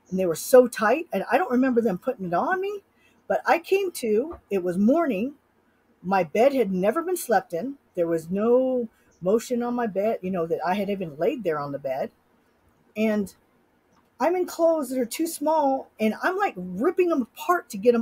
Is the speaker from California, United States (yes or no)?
yes; Sacramento, California, United States; now in Utah, United States; I grew up in Sacramento